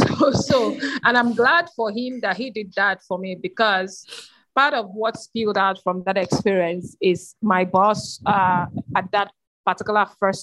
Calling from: Lagos, Nigeria; Okay, first of all, I am joining in from Lagos, Nigeria

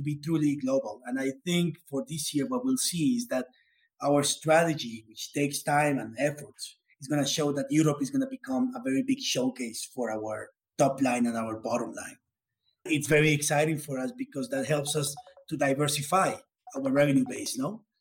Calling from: Bogota, Colombia; I'm calling from Colombia. It's a beautiful weather here in Bogota

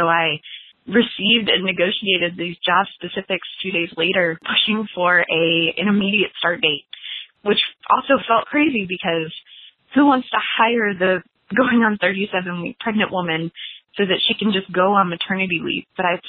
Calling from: Lexington, Kentucky, United States; I'm calling from Lexington, Kentucky.

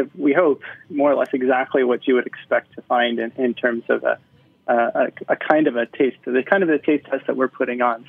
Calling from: Portland, Oregon, United States; I'm calling in from Portland, Oregon.

